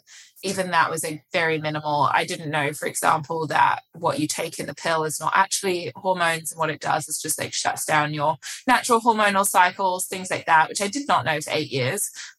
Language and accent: English; England, United Kingdom; moved away as an adult; now in New York, United States; If you couldn't tell by my accent already, it's slightly muddled now, but I assure you I did grow up in England and I moved to the US about almost 7 years ago now. Moved to New York.